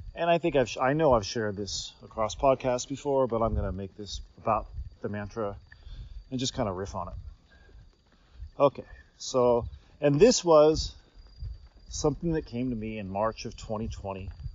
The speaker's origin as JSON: {"language": "English", "country": "United States", "moved": "yes", "said": "as an American who's Gen X, born in 73"}